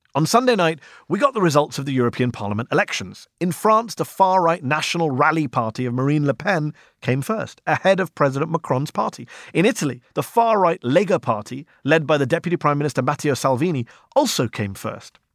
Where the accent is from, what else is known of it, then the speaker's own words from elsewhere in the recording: United Kingdom; now in United States; sitting here in the U S watching my home country